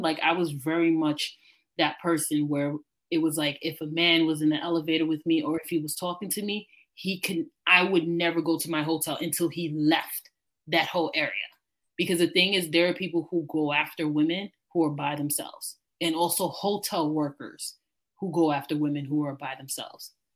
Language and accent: English; New York City, New York, United States; as a New Yorker